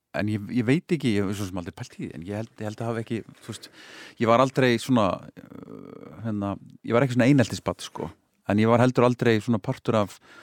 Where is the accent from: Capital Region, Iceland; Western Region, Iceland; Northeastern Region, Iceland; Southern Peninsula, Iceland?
Capital Region, Iceland; Hafnarfjörður; ég flutti þá upp á Holt sko. þá, hérna, eh, sem var þá bara svona í hverfi í nýbyggingu sko. Holti í Hafnaveri